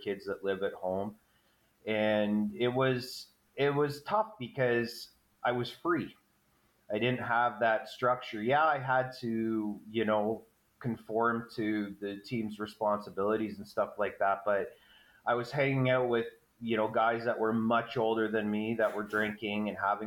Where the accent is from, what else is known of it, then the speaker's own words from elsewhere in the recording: Fonthill, Ontario, Canada; I'm from the Niagara region, a little town called Fawn Hill. I basically grew up there.